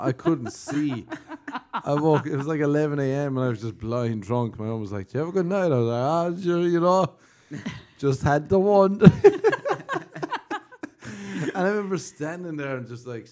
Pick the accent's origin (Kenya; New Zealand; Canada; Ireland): Ireland; moved away